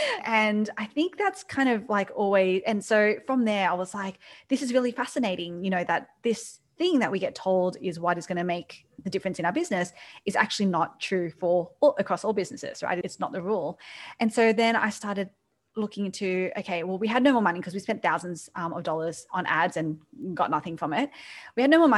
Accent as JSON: {"language": "English", "town": "Sydney", "region": "New South Wales", "country": "Australia", "moved": "as an adult", "lives_now": "New York City, United States", "said": "starting hospitality in Sydney, in Australia, you might be able to tell from my accent"}